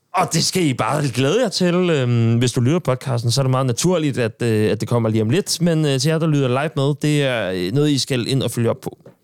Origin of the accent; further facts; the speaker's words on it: Sorø, Zealand, Denmark; moved away; nu er jeg fra Sorø